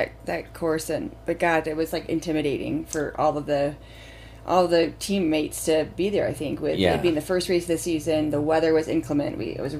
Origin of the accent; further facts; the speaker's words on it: Indiana, United States; moved away; I grew up in Indiana